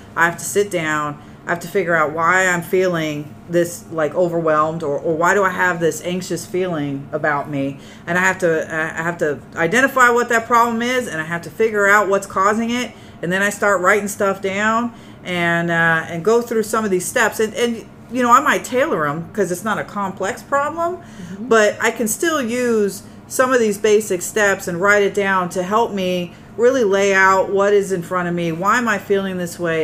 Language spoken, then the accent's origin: English; Tucson, Arizona, United States; moved away; I am from Tucson, Arizona, where there's a bunch of dirt and cactus, you know, and that's what I know. My my water activity is a swimming pool. That you know, that's that's all I know. That's how I was raised